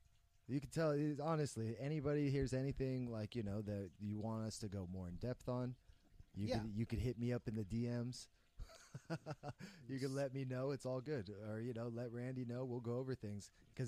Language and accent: English; San Jose, California, United States; being mixed race, growing up in San Jose in America